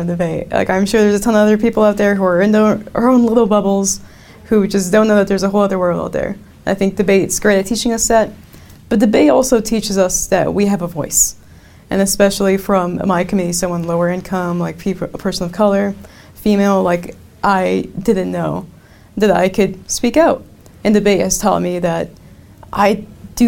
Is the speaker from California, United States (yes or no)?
yes; Silicon Valley, California, United States; we're from Silicon Valley